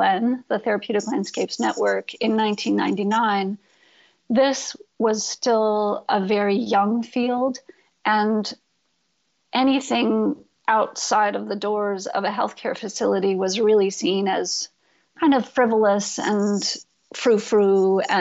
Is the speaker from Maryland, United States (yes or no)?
no; Storrs, Connecticut, United States; also born or lived in New Jersey; I was born in New Jersey, and I spent about 6 months there with my parents before they moved to northeastern Connecticut, Storrs, Connecticut